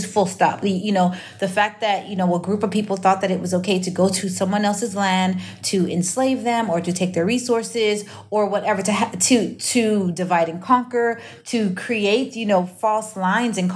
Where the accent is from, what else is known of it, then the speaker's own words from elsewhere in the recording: United States; I'm Nigerian, but I'm also from the U.S. I speak a language, not just in English, but in the way that I understand concepts and things because I was raised in a majority white country